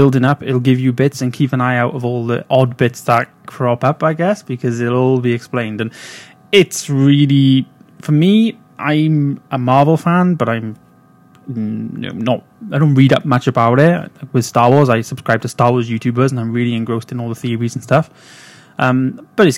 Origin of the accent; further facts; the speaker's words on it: Wales, United Kingdom; I'm from Wales